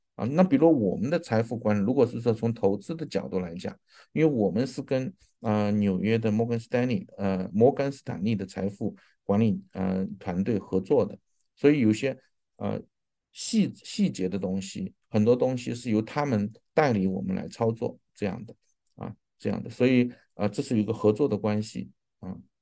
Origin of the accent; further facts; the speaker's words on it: China; 我们中国人，啊，特别是亚裔，是希望持有很多房地产